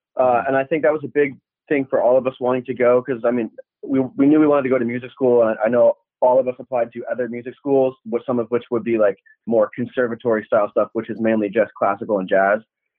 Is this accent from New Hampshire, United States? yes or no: yes; New Hampshire, United States; moved away as an adult; also born or lived in Boston; I'm from New Hampshire. I'm the only one from New England, though.